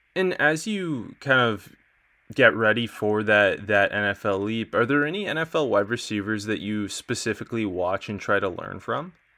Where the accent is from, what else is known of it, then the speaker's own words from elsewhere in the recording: Canada; I'm Canadian